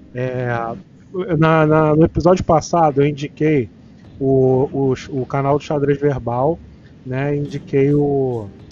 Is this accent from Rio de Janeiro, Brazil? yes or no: yes; Rio de Janeiro, Brazil; aqui na minha área, aqui, eu sou de Jardim América